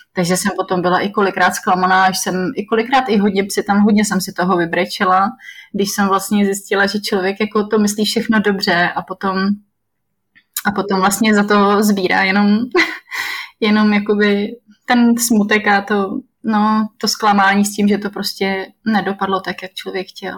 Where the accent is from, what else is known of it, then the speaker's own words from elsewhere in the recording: Czechia; moved away as an adult; now in Benin; tam jsem určitě jediná z České republiky